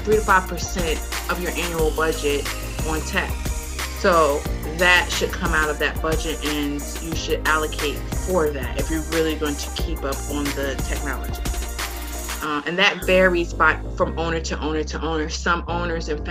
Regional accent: New York, United States; now in Dallas, United States; I'm here, you know, in Dallas, Texas, and I'm from New York

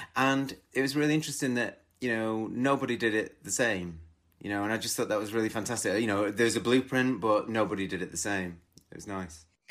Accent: twenty miles outside of Manchester, North West England, United Kingdom; I grew up twenty miles outside of Manchester

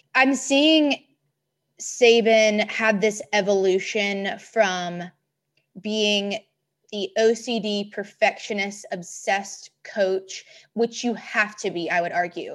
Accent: Memphis, Tennessee, United States; growing up in Memphis

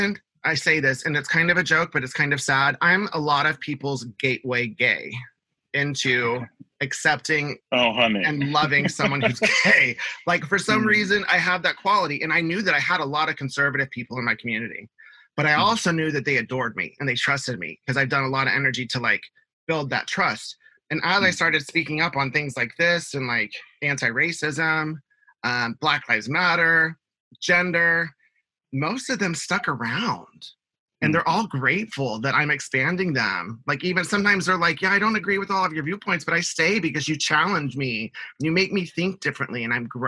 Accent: Houston, Texas, United States; I grew up in Houston, Texas.

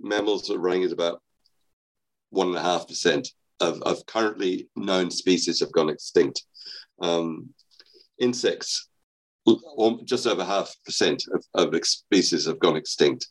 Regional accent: Australia; moved away; I'm actually Australian. I was educated in Australia

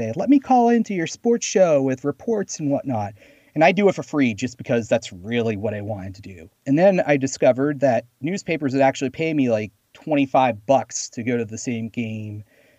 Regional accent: Boston, Massachusetts, United States; moved away as an adult; also born or lived in Pennsylvania; I grew up in Boston.

